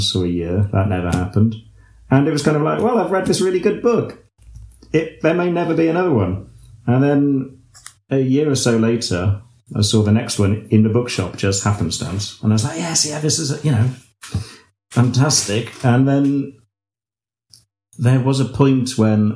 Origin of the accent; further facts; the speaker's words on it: United Kingdom; I'm a British gardener and illustrator